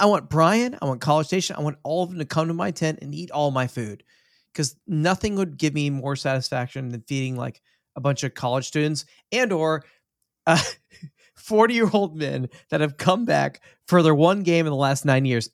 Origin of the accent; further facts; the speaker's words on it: Texas, United States; I'm Texan